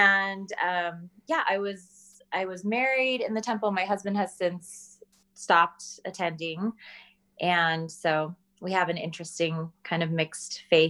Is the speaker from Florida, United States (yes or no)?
no; Salt Lake City, Utah, United States; born there; also born or lived in Houston, Texas / Chicago; now in Denver, United States; but I was born in Salt Lake. We lived in Houston, Texas, Denver, Colorado, where I'm at now, actually, Chicago.